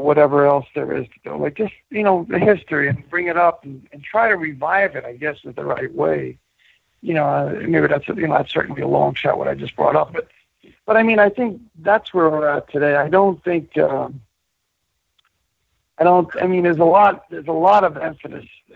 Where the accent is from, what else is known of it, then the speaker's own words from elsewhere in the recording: New York City, New York, United States; also born or lived in Williamsburg, Brooklyn; We moved to Queens when I was 6 years old. My high school was John Adams, which was right next to Aqueduct